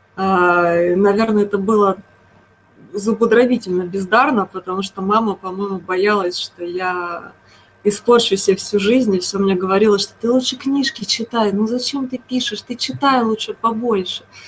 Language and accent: Russian; Moscow, Russia; Я из э, такой непопулярного города, я из Москвы.